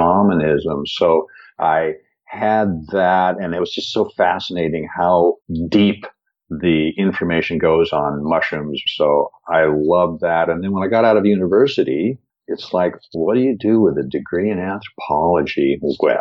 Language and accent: English; Seattle, Washington, United States; I grew up in Seattle in an area that is evergreen